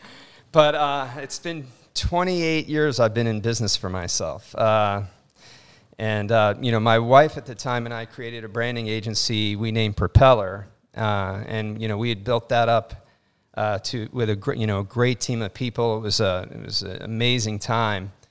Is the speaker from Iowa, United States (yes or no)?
no; Miami, Florida, United States; also born or lived in Brooklyn; I'm a Miami boy. I grew up in Miami